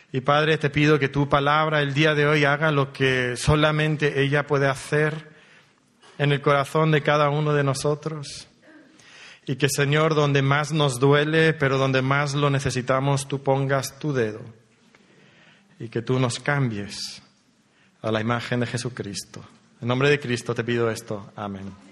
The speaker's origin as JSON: {"language": "Spanish", "town": "Monterrey", "region": "Nuevo León", "country": "Mexico", "also_born_or_lived": "Elche, Spain", "said": "venimos de Monterrey, México, aunque la historia que Dios ha trazado para nosotros es, variada. para mí comenzó en Elche, hace ya algunos años, naciendo en Elche"}